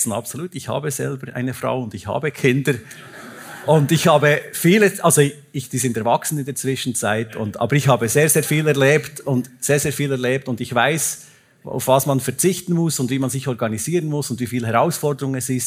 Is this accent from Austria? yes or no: no; Bern, Switzerland; Ich merke das bei mir im Berner Oberland. Ich bin ja kein Zürcher, sondern ein Berner Oberländer.